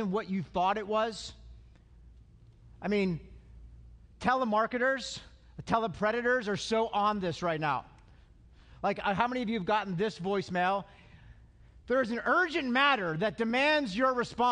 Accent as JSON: {"language": "English", "town": "Altoona", "region": "Pennsylvania", "country": "United States", "tie": "born or raised there", "said": "I'm from Altoona"}